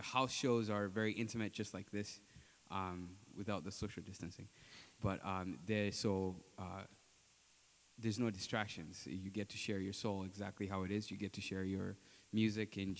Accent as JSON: {"language": "English", "country": "Uganda", "moved": "as an adult", "said": "I'm from Uganda"}